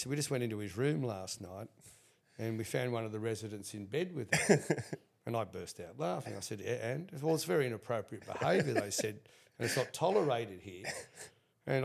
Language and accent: English; Sydney, New South Wales, Australia; I grew up in Coogee at the time in the 70s